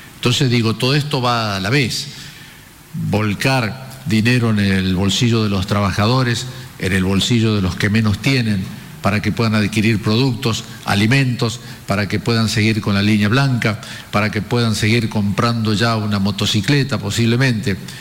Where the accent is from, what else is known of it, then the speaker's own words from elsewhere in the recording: Argentina; los argentinos somos optimistas